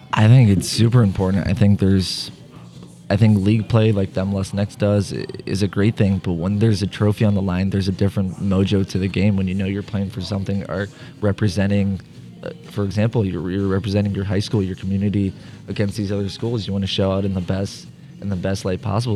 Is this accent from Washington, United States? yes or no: no; St. Louis, Missouri, United States; also born or lived in Bosnia and Herzegovina; My family moved here in 2001.